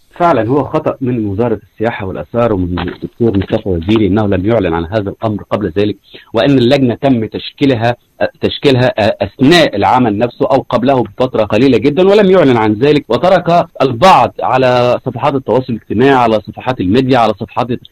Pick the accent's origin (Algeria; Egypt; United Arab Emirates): Egypt; عندنا في مصر